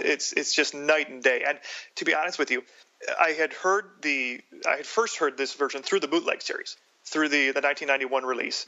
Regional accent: Detroit, Michigan, United States; I grew up in Detroit, so I was very big into Motown

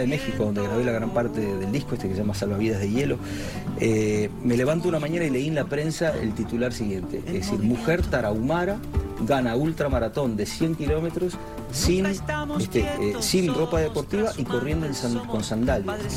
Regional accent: Uruguay; now in Spain; Yo nací en Uruguay, mi hijo nació en España

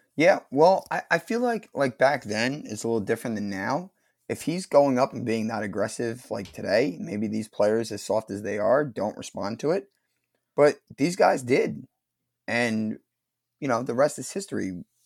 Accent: New Jersey, United States; accent: New York; I'm from fucking North Jersey

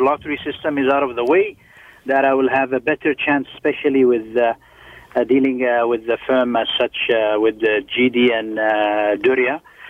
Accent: Yemen; moved away as an adult; now in Canada; So I've been here since 2005. Mm-hmm. I've come from Yemen. Mm-hmm. It's currently a war zone in the Middle East.

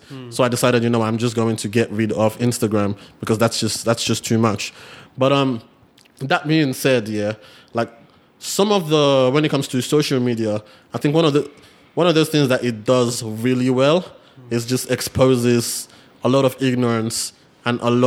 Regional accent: Nigeria; moved away; we're Nigerian

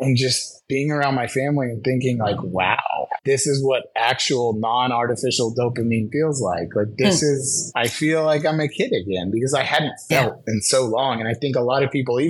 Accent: San Diego, California, United States; in San Diego with a lot of my hometown friends

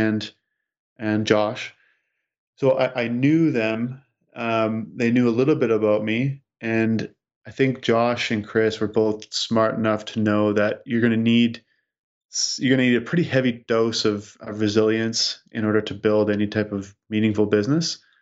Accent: Saskatchewan, Canada; as a kid growing up in Sis-, in Saskatchewan

